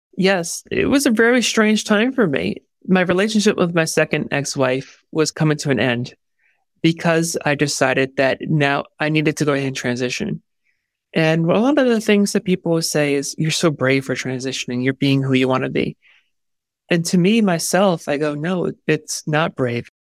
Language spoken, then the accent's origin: English; New York, United States; I am from New York